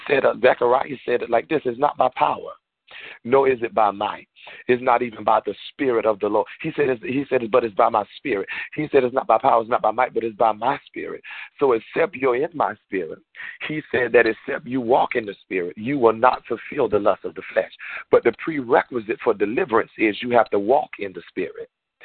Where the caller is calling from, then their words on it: Georgia, United States; I know that I'm calling from Georgia, so to many of you, I might have a slightly different accent